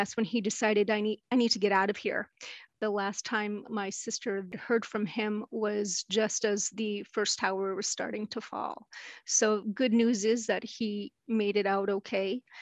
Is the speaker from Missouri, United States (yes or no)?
no; New York City, New York, United States; I grew up in New York City, Manhattan area